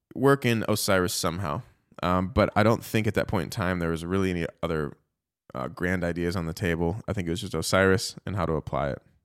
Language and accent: English; Chicago, Illinois, United States; I grew up in Chicago